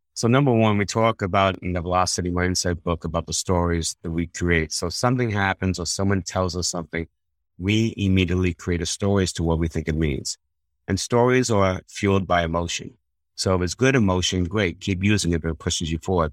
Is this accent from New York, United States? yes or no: yes; New York, United States; I'm from New York originally